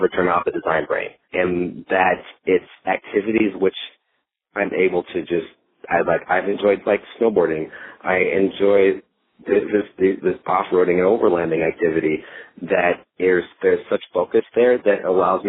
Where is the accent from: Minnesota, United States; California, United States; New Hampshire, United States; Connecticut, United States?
Minnesota, United States; Minneapolis; moved away as an adult; also born or lived in Arkansas; now in Dallas, United States; I grew up in the Twin Cities, Minneapolis area.